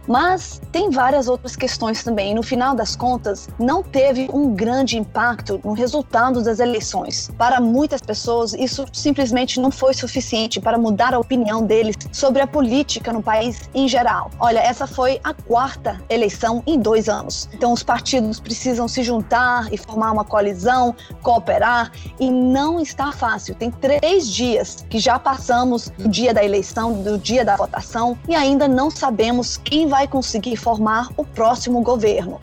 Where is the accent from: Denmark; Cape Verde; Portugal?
Denmark; now in Israel; eu nasci na Dinamarca, eu sou dinamarquesa